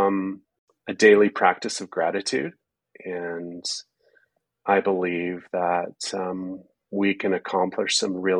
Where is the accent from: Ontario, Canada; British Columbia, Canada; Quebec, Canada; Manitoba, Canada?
British Columbia, Canada; Prince George; moved away as an adult; also born or lived in Kelowna, British Columbia / Nelson, British Columbia; now in Calgary, Canada; I grew up between Prince George and Kelowna